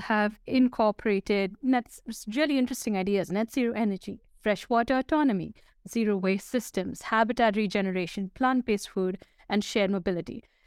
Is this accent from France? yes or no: no; Dubai, United Arab Emirates; I grew up in Dubai.